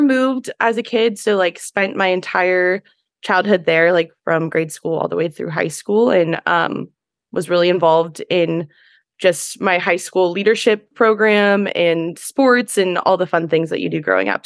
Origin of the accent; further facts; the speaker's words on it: Pleasanton, California, United States; I am originally from the Bay Area, from Pleasanton, which is the East Bay